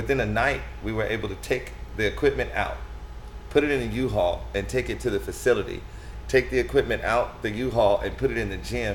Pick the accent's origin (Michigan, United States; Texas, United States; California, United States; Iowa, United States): California, United States; Stockton; also born or lived in Sacramento; I'm from Stockton, born and raised.